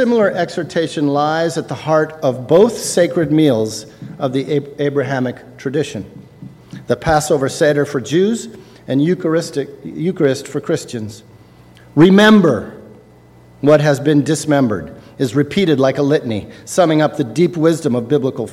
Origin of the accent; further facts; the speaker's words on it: Los Angeles, California, United States; When I was growing up in Los Angeles in the 1960s